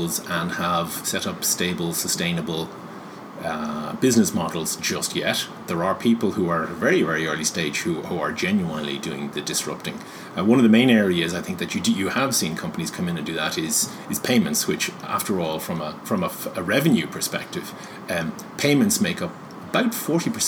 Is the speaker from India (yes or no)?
no; Ireland